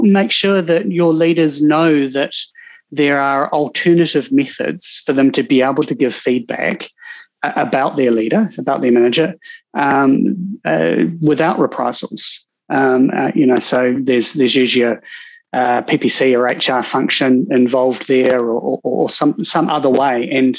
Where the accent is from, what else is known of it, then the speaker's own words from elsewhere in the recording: Cambridge, East of England, United Kingdom; actually, I grew up in Cambridge. I was going to be an equestrian vet, look after horses.